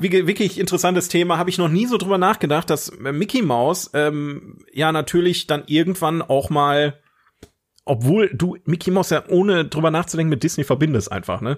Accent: Germany; ich bin Deutscher

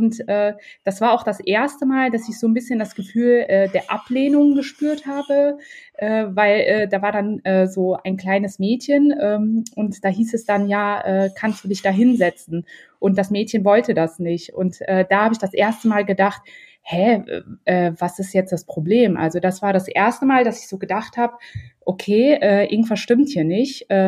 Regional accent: North Rhine-Westphalia, Germany; now in Düsseldorf, Germany; ich bin jetzt eigentlich in Düsseldorf. Ähm, ursprünglich äh, komme ich aus der Nähe von Köln äh, meine Eltern äh, sind aus Marokko, also äh, ich habe einen marokkanischen Ursprung.

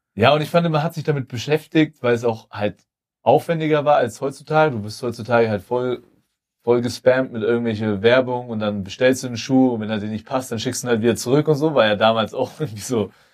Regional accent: Germany; als Deutsche

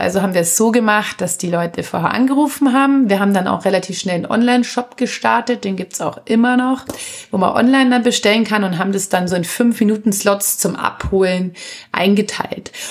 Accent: Anzing, Bavaria, Germany; also born or lived in Munich; Ich bin ja nur in München geboren, also aufgewachsen und leben tue ich natürlich in Anzing

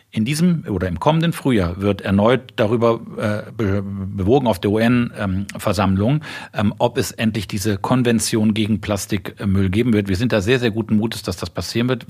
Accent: Cologne, North Rhine-Westphalia, Germany; Ich bin Kölner, ich habe beim ersten FC Köln Fußball angefangen zu spielen

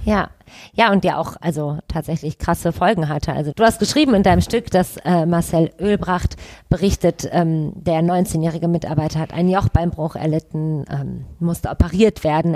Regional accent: Düsseldorf, North Rhine-Westphalia, Germany; ich komme aus Düsseldorf

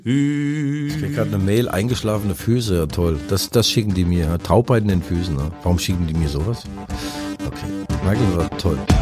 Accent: Mainz, Rhineland-Palatinate, Germany; accent: Mainzerisch; moved away; Mainzerich zu reden

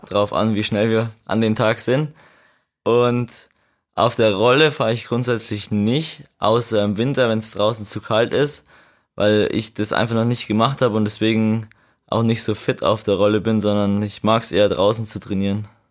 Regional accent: Regensburg district, Bavaria, Germany; ich komme aus dem Landkreis Regensburg

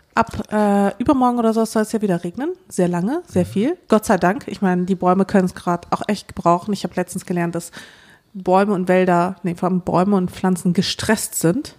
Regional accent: Dortmund, North Rhine-Westphalia, Germany; now in Berlin, Germany; ich bin ja in Dortmund aufgewachsen

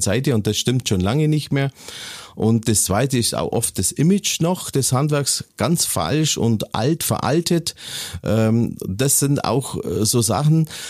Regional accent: Waltenhofen, Bavaria, Germany; also born or lived in Kempten; ich bin geboren in Kempten im Allgäu und aufgewachsen eine Ortschaft äh, äh, weiter in Waltenhofen

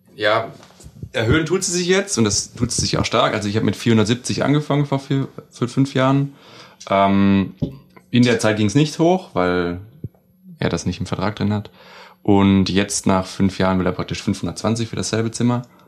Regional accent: Baden-Württemberg, Germany; now in Hamburg, Germany; aus dem Süden, aus Baden-Württemberg kommen wir

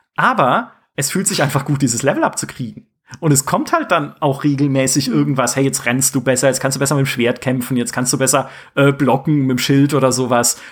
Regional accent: near the Black Forest, Baden-Württemberg, Germany; ich komme aus dem Schwarzwald, fast, ja, also da aus der Nähe

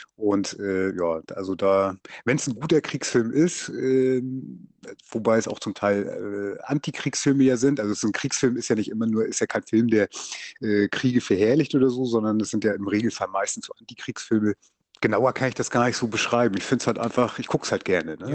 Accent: Lübeck, Schleswig-Holstein, Germany; now in Fehmarn, Germany; ich bin gebürtiger äh, Lübecker und ja, wohne hier auf der Ostinsel

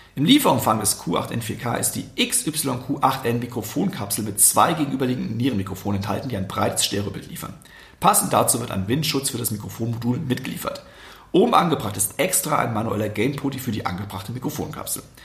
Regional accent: Westerwald, Rhineland-Palatinate, Germany; ich komme aus dem Westerwald

